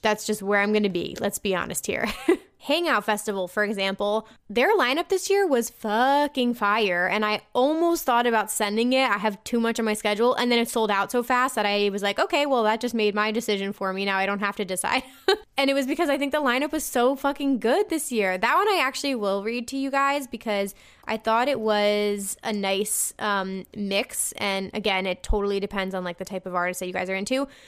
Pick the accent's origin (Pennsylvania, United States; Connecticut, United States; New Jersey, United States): New Jersey, United States; I'm from New Jersey